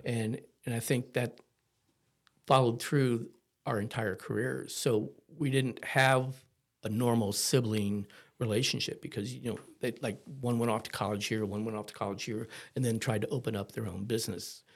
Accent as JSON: {"language": "English", "town": "Cuyahoga Falls", "region": "Ohio", "country": "United States", "tie": "born or raised there", "also_born_or_lived": "Akron, Ohio", "moved": "yes", "said": "I was born in Akron, Ohio, so we were outside of Akron in a little town called Cahagga Falls"}